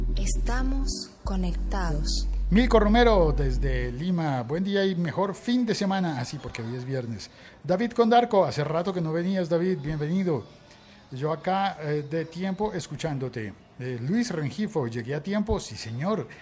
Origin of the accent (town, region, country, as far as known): Colombia